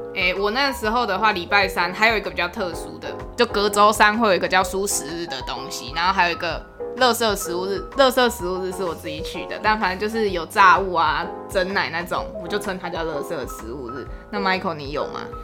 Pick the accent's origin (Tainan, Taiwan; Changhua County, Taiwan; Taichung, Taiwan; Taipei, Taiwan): Tainan, Taiwan; 我是台南人，然后我家附近有一间就是台南最顶的高中